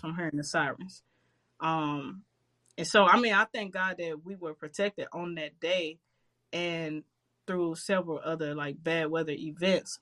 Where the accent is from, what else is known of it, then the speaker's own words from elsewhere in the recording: St. Louis, Missouri, United States; I grew up in Walnut Park, um, crazy neighborhood in St. Louis.